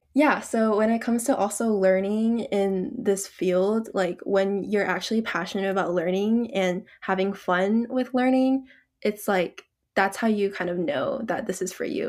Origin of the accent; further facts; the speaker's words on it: Georgia, United States; moved away as an adult; I was actually born and raised in Georgia all my life.